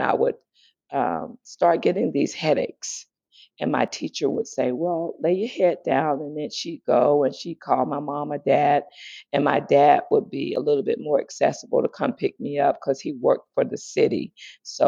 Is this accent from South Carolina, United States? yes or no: yes; Greenville, South Carolina, United States; born or raised there; moved away; also born or lived in San Diego